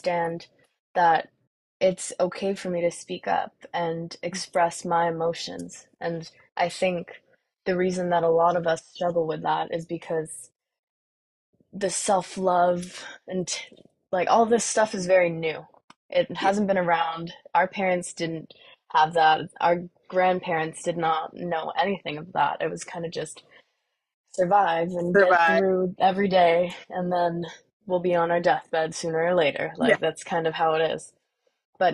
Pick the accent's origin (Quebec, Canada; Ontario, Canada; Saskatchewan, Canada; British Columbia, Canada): British Columbia, Canada; Vancouver; my dad is from where I'm from, Vancouver